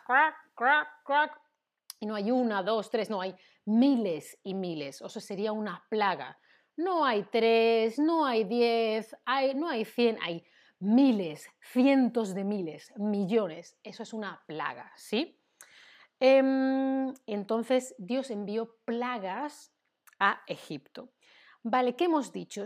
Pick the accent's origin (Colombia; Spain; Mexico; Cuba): Spain; Yo como española, que he vivido y, vivo y he crecido en una sociedad em, cristiana católica